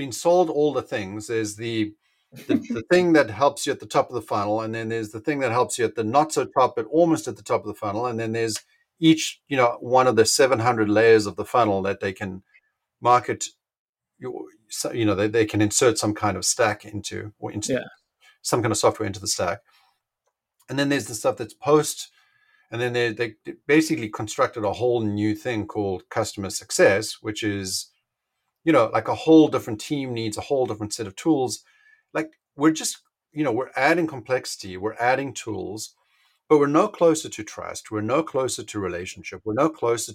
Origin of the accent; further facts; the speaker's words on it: South Africa; moved away; also born or lived in Richmond, London; I grew up in South Africa